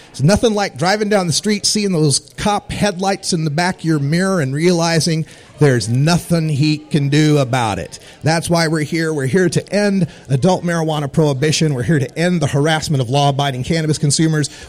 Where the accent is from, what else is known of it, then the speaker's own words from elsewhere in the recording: Portland, Oregon, United States; my home state of Portland, Oregon